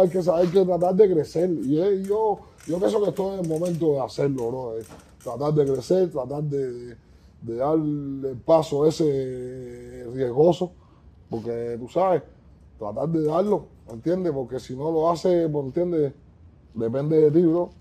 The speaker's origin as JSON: {"language": "Spanish", "country": "Cuba", "moved": "yes", "lives_now": "United States", "said": "soy un chardo cubano de género urbano"}